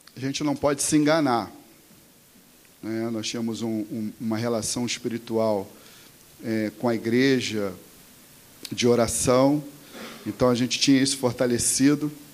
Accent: Mesquita, Rio de Janeiro, Brazil; also born or lived in Nova Iguaçu; eu sou de Mesquita também

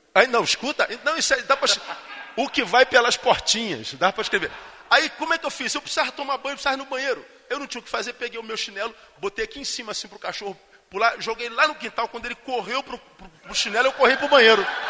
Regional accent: Rio de Janeiro, Brazil; Eu sou carioca, estou acostumado com, com, com calor

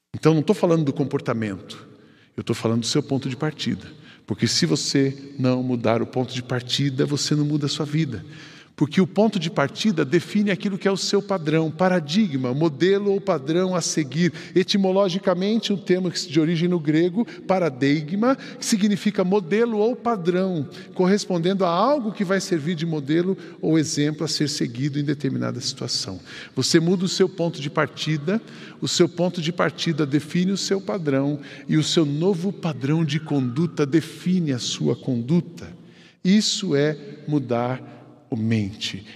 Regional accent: São José dos Campos, São Paulo, Brazil; Eu fui criado lá no Jardim Paulista, em São José dos Campos.

